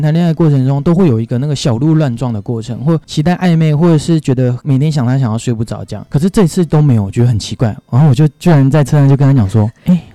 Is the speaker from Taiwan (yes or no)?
yes; Penghu County, Taiwan; moved away; 我老家在澎湖